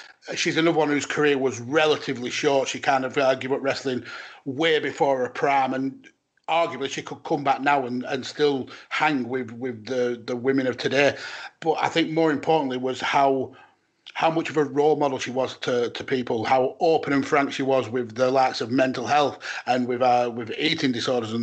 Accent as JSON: {"language": "English", "area": "Lancashire", "region": "North West England", "country": "United Kingdom", "accent": "thick Lancashire", "said": "my thick Lancashire accent"}